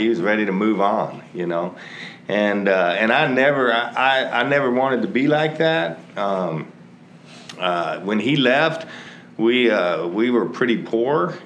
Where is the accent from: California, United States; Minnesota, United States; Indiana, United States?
California, United States; moved away as an adult; also born or lived in Texas; I grew up actually in California